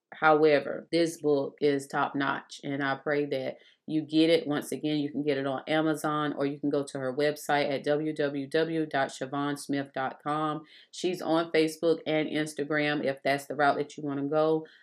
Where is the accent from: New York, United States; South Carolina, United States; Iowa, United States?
South Carolina, United States; moved away as an adult; also born or lived in Texas; we both been born in South Carolina and raised